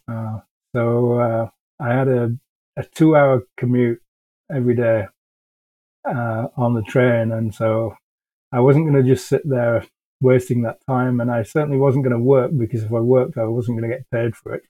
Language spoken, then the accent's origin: English; England, United Kingdom; moved away as an adult; now in Canada; So I'm originally from England. I moved to Canada many years ago now uh, and I'm now a Canadian citizen